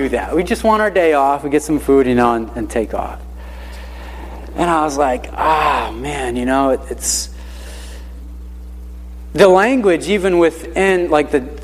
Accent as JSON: {"language": "English", "town": "Hartford", "region": "Connecticut", "country": "United States", "tie": "born or raised there", "moved": "as an adult", "lives_now": "Naugatuck, United States", "said": "I grew up in the Hartford area."}